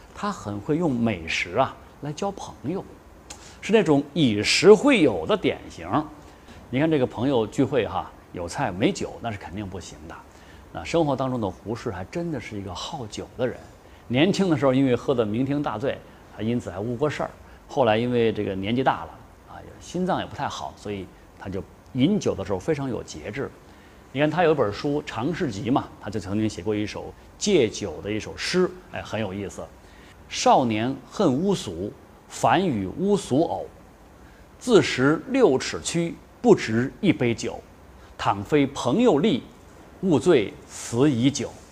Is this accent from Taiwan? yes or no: no; Chengdu, Sichuan, China; 不过我们成都人都知道